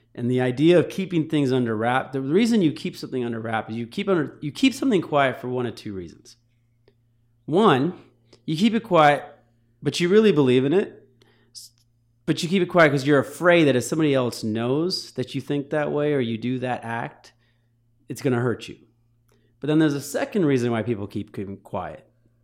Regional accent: Troy, Michigan, United States; also born or lived in Cherry Hill, New Jersey / Ridgewood / Ann Arbor, Michigan / Chicago, Illinois; I was born in Cherry Hill, New Jersey. So Harold and Kumar, that's up my alley. Grew up in Ridgewood, moved to Ann Arbor. Most of my middle school, high school was Troy, Michigan.

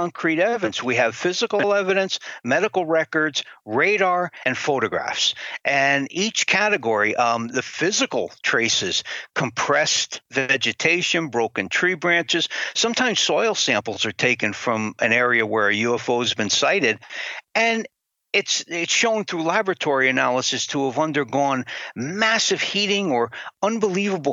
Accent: Connecticut, United States; My home state of Connecticut

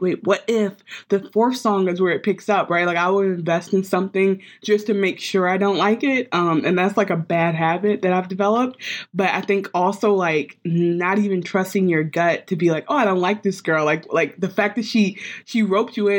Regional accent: Detroit, Michigan, United States; I'm from Detroit

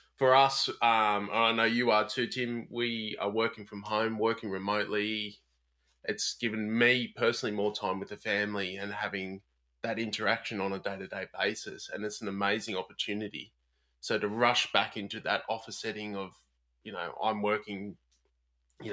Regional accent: Sydney, New South Wales, Australia; born and raised on Gadigal and Wangal lands in Sydney

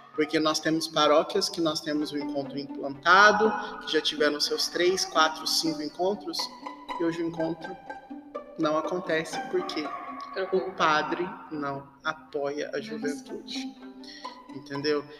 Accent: Uberaba, Minas Gerais, Brazil; nós somos de Uberaba, Minas Gerais, Arquidiocese de Uberaba

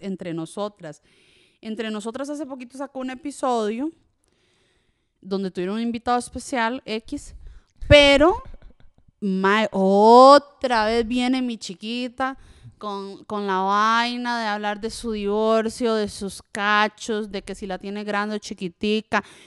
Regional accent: Costa Rica; first language French; Spanish is a second language; also born or lived in Switzerland; cuando llegué a Costa Rica, aprendí el español no como un niño normal, sino como a patadas, porque tenía que sobrevivir en Costa Rica

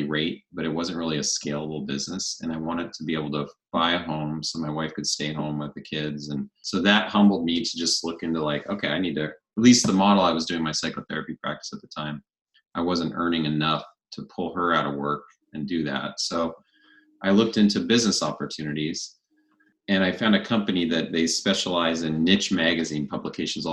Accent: Spokane, Washington, United States; moved away as an adult; also born or lived in Colorado; now in Coeur d'Alene, United States; I grew up in neighboring Spokane, Washington

